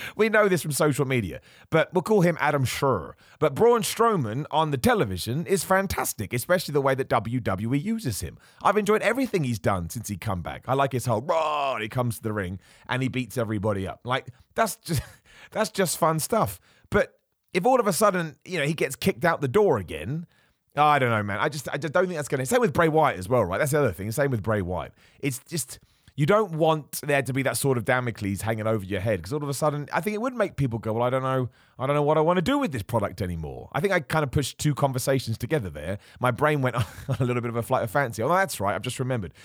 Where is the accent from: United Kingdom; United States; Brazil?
United Kingdom; a British man